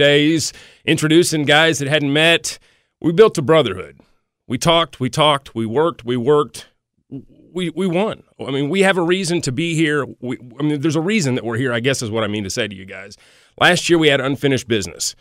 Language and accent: English; Tennessee, United States; moved away; I cheer for my hometown team